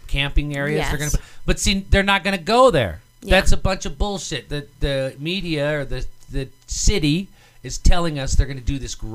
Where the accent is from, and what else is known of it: United States